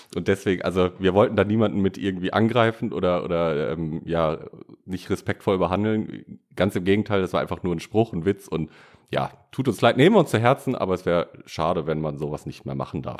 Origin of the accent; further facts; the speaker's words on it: Bad Oeynhausen, North Rhine-Westphalia, Germany; da wo ich herkomme